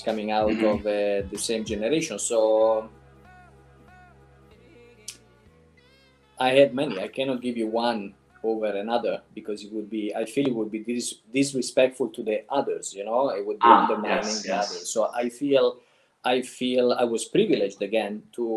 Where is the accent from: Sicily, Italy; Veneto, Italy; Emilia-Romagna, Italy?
Emilia-Romagna, Italy; Reggio Emilia; now in California, United States; I was born in Italy, obviously, and in a small city. The name is Reggio Emilia